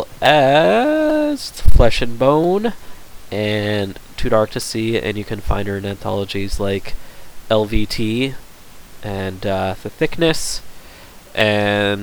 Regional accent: Canada; I am Canadian

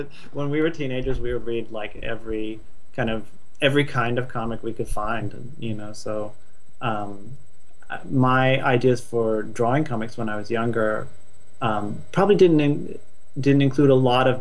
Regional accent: Stanford, California, United States; now in Los Angeles, United States; I'm from Northern California. I grew up sort of in and around Stanford.

